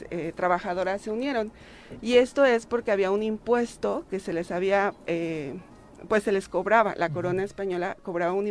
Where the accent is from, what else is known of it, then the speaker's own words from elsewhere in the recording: Mexico; este es una, fiesta que se celebra para ver eh, por qué somos mexicanos, ¿no?